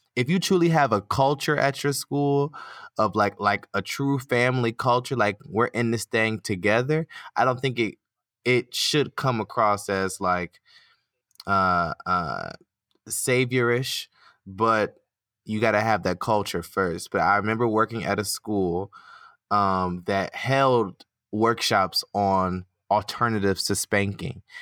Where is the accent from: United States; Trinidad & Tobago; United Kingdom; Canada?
United States; accent: American; my American accent